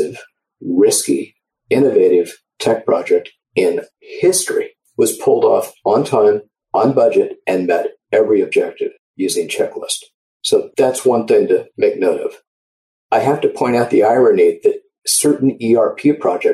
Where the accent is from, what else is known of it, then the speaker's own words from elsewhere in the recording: Orange County, Southern California, United States; I grew up in Orange County, Southern California